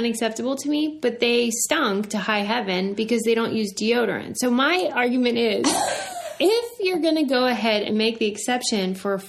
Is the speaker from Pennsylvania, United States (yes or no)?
yes; Pittsburgh, Pennsylvania, United States; because I'm from Pittsburgh and so there are Amish people around a lot.